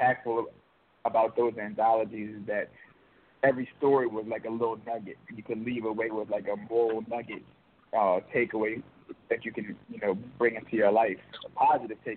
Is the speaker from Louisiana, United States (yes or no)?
yes; New Orleans, Louisiana, United States; I'm actually from New Orleans